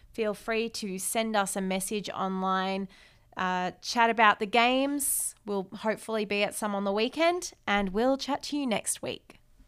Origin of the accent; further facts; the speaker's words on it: Australia; as an Aussie